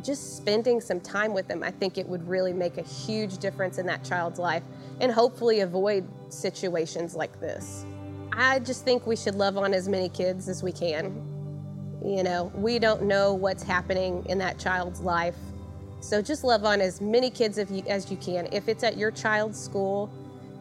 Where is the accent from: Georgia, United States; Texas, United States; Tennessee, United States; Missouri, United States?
Texas, United States; Santa Fe; I was born and raised here in Santa Fe, and I went to school K through senior year here.